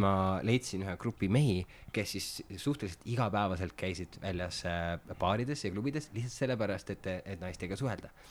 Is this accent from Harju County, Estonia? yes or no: no; Märjamaa, Rapla County, Estonia; now in Tallinn, Estonia; ma olen Märjamaalt pärit